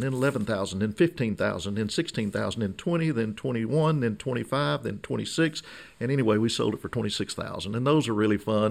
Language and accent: English; Emerson, Arkansas, United States; I was born and raised south of Magnolia near Emerson, a small community in southern Columbia County